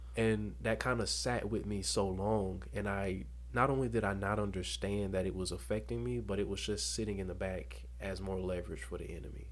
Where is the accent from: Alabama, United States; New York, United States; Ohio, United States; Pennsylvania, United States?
Alabama, United States; Dothan; Born and raised in Dothan, Alabama